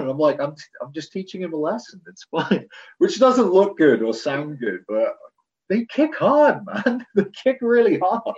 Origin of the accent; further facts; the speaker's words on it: United Kingdom; I'm I'm British